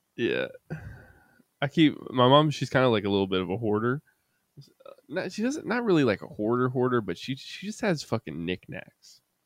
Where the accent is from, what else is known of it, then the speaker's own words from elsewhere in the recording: Kannapolis, North Carolina, United States; back in my hometown